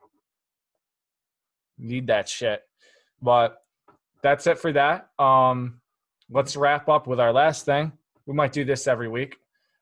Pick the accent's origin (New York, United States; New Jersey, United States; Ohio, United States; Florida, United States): New York, United States; now in New Hampshire, United States; We're all from New York. I'm in New Hampshire